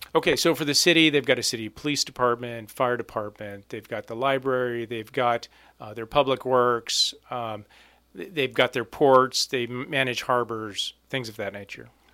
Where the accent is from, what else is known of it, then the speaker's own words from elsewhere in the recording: Alaska, United States; also born or lived in Ketchikan, Alaska; born and raised in Alaska, my family's lived here for years